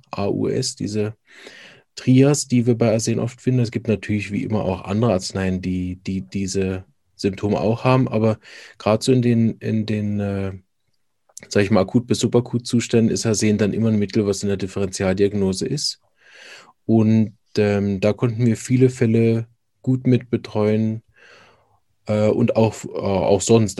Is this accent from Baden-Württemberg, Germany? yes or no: no; Berlin, Germany; now in Switzerland; Ich bin ursprünglich aus Berlin, praktiziere aber in der Schweiz